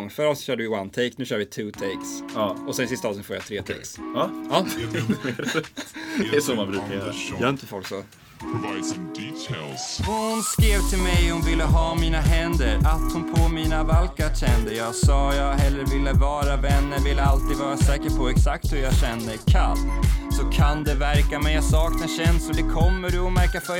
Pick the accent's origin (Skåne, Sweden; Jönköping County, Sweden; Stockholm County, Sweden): Skåne, Sweden; Helsingborg; Jag är från Helsingborg, men jag skiter i fotboll.